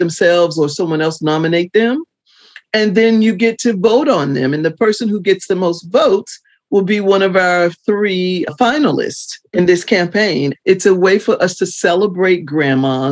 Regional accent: the South, United States; in the South at the time when I was born

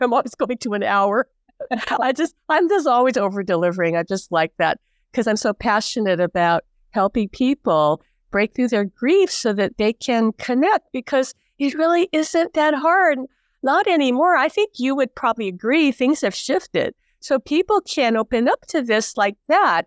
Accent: Hawaii, United States; born and raised in Hawaii

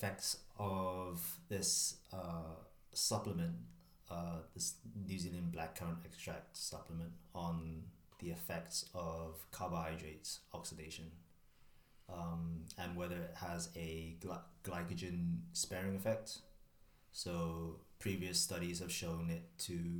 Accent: Hong Kong; moved away as an adult; also born or lived in Leeds, United Kingdom; now in United Kingdom; born and raised in Hong Kong.

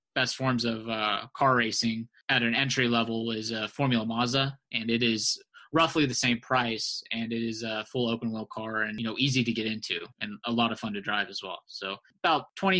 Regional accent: Norman, Oklahoma, United States; my growing up in Norman, Oklahoma

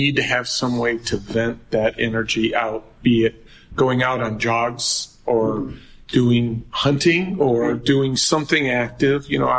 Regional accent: Michigan, United States; Yes, I grew up in Michigan

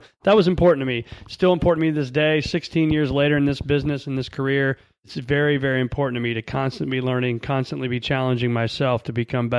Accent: Illinois, United States; I was born in a small town, born and raised in Northern Illinois, and then actually raised in central part of Illinois.

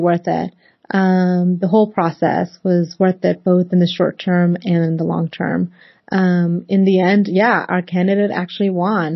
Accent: Northern Virginia / Washington DC area, United States; also born or lived in Pakistan; I was eight years old when my family and I immigrated to the United States from Pakistan. And we settled in the Northern Virginia area, just seven miles outside of the nation's capital. So growing up in the cosmopolitan Washington DC area

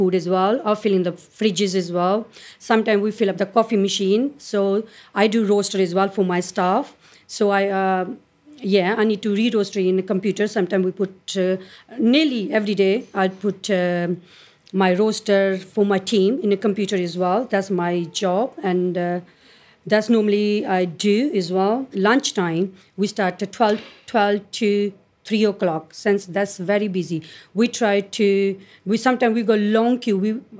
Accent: India; English is a second language; now in United Kingdom; I'm come from India

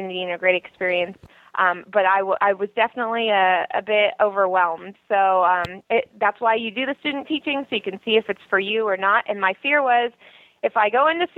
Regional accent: Jamul, California, United States; moved away as an adult; now in San Luis Obispo, United States; I grew up in San Diego County, actually, in a very, very, very small town called Jamul, California.

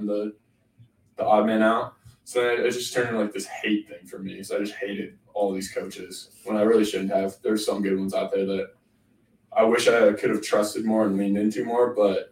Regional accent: Canada; I grew up in Canada

